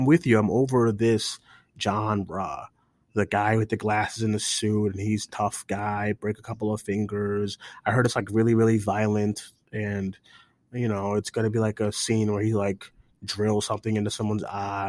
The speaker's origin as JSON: {"language": "English", "town": "Boston", "region": "Massachusetts", "country": "United States", "tie": "born or raised there", "said": "I'm from Boston. Okay, I grew up in the hood of Boston."}